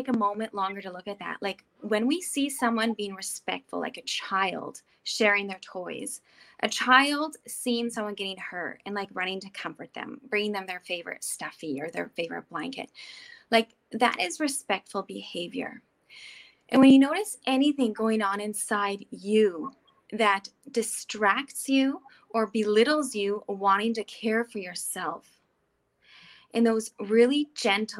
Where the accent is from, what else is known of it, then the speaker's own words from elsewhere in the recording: the Prairies, Canada; now in Switzerland; I grew up in the prairies in Canada